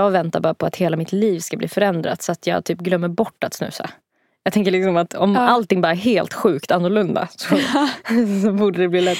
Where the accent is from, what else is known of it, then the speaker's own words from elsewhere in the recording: Sweden; jag är svensk.